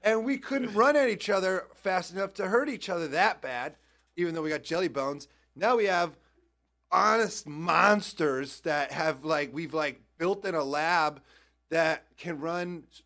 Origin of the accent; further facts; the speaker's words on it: Iowa, United States; I grew up in Iowa